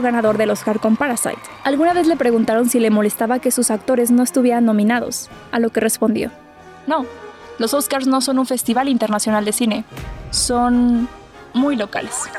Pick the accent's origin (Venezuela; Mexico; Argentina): Mexico; como mexicanos o latinos